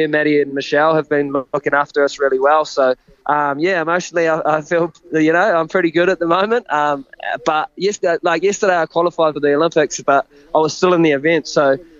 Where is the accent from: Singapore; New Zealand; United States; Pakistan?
New Zealand; Raglan, Waikato; I'm coming from Raglan